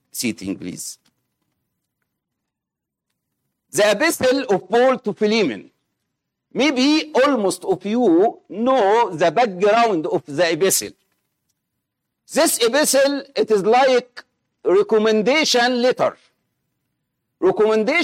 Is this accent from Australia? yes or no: no; Egypt; accent: Egyptian; English is a second language; my Egyptian accent